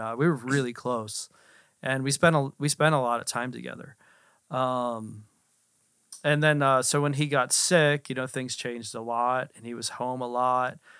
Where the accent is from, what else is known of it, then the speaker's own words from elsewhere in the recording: Altoona, Pennsylvania, United States; I was born in Altoona, Pennsylvania. Altoona is known for, um, the railroad